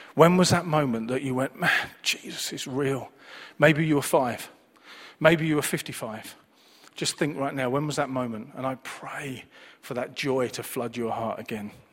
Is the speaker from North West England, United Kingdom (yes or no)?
yes; Manchester, North West England, United Kingdom; I was born and raised in Manchester, as you can tell by my accent